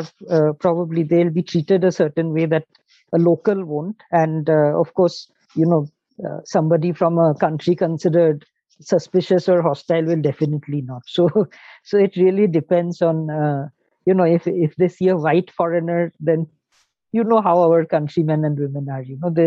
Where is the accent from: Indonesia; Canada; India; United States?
India; Shillong, Meghalaya; I'm from Shillong